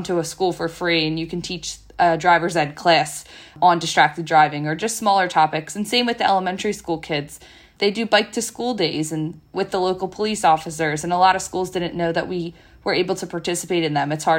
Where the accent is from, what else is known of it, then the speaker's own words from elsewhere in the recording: Bucks County, Pennsylvania, United States; I grew up in Bucks County my whole life